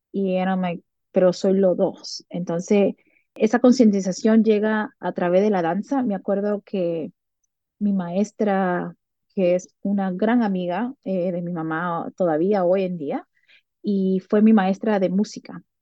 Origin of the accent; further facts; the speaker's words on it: Dominican Republic; yo sí soy afro, yo soy africana, yo soy afrolatina, yo me siento muy dominicana